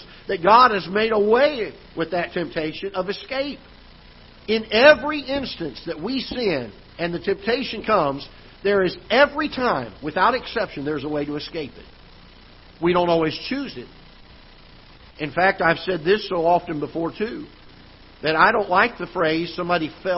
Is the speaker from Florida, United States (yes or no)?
yes; South Florida, United States; now in Festus, United States; I'm from South Florida originally